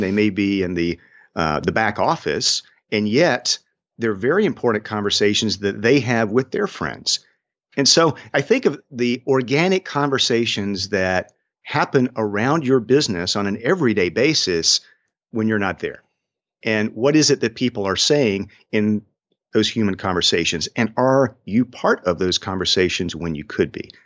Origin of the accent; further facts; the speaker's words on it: Swainsboro, Georgia, United States; it's hard to find Swainsboro, Georgia on a map, but I am proud of my hometown